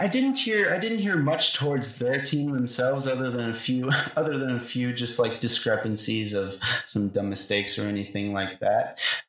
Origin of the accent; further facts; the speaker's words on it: United States; we're American